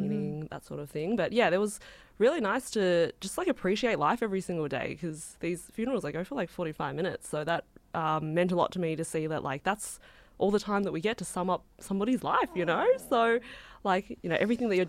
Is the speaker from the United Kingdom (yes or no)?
no; Australia; I grew up in Australia, but my background is Chinese